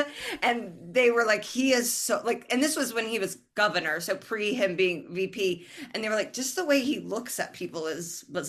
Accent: Indiana, United States; moved away; also born or lived in Chicago; I'm from Indiana, and there's 10 people in Indiana.

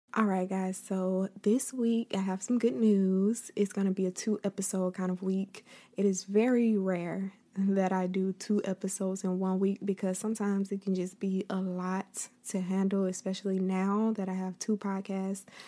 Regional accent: Florida, United States; I will be the first Floridian

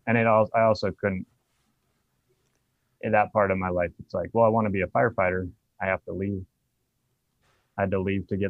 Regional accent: Blaine County, Idaho, United States; also born or lived in Pacific Northwest; now in Reno, United States; But I grew up in Idaho. Southern Idaho is the only Democratic county in the state, I think, until Boise flipped in, like, sometime around the early 2000s. But I grew up in Blaine

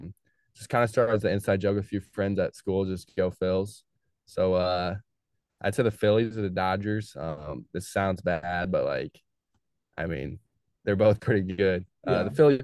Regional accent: Modesto, California, United States; I'm from Modesto, which is not near Sacramento. So like, I'm kind not really from LA.

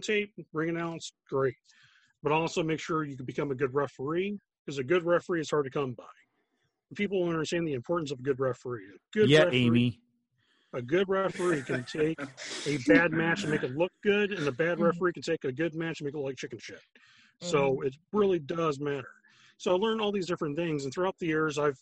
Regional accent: South Florida, United States; moved away as an adult; now in Chicago, United States; I grew up in South Florida myself. married a girl from Chicago. Now I'm stuck in snowstorms.

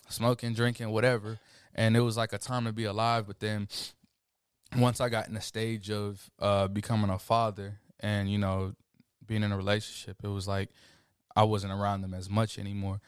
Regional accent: Killeen, Texas, United States; also born or lived in Montgomery, Alabama; from Killeen, Texas. I was born in Montgomery, Alabama, October second, nineteen ninety-eight.

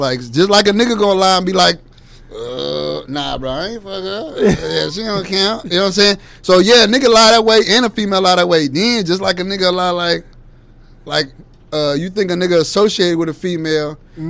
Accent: Gary, Indiana, United States; You know, I'm from Gary, Indiana, so as far as right next to Chicago, that Midwest name

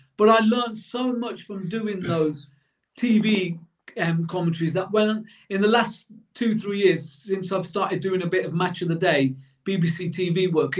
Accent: Coventry, West Midlands, United Kingdom; moved away; also born or lived in Worcester Park; I was born in Coventry, and the year Coventry were knocked out by us in the FA Cup, we as a family moved to Worcester Park.

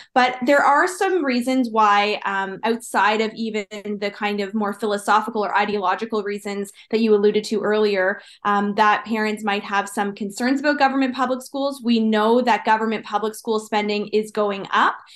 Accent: Ontario, Canada; growing up in Ontario

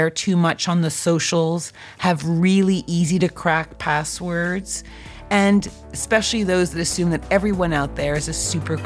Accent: Canada; my home country of Canada

